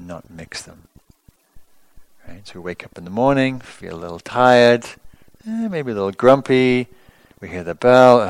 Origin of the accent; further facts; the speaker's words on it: England, United Kingdom; moved away; I grew up in England